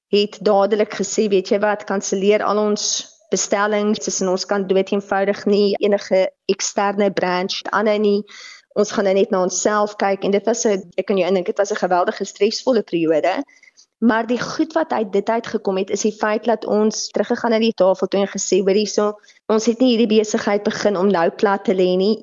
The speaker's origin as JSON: {"language": "Afrikaans", "country": "South Africa", "said": "as Suid-Afrikaners"}